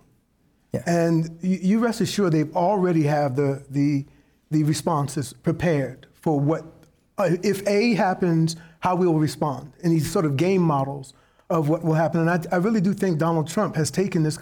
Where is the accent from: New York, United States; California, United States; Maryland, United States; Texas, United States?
New York, United States; I grew up in New York.